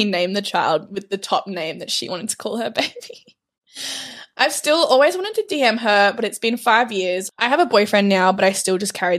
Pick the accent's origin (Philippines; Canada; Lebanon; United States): Canada; I'm from Canada and I was in Australia as a nanny back in 2018.